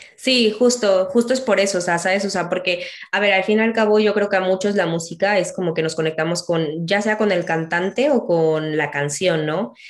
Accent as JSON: {"language": "Spanish", "country": "Mexico", "moved": "yes", "lives_now": "Spain", "said": "a nosotros en México nos suena chistoso"}